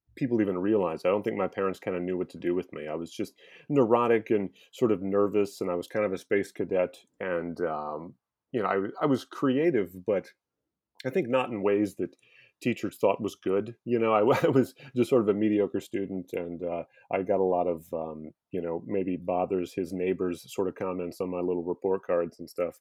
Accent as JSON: {"language": "English", "town": "Omaha", "region": "Nebraska", "country": "United States", "tie": "born or raised there", "moved": "as an adult", "lives_now": "Baltimore, United States", "said": "I grew up in the Midwest. I'm from Omaha, Nebraska"}